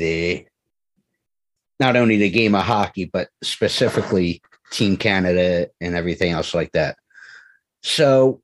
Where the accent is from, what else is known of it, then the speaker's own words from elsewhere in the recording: Philadelphia, Pennsylvania, United States; I'm from the Philadelphia area